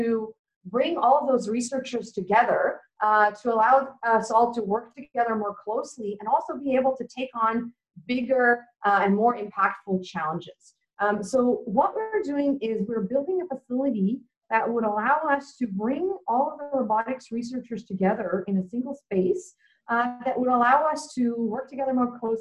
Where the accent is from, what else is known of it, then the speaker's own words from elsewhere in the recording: Vancouver, British Columbia, Canada; moved away as an adult; also born or lived in Tokyo, Japan / Waterloo, Canada; now in Melbourne, Australia; I grew up in Vancouver, Canada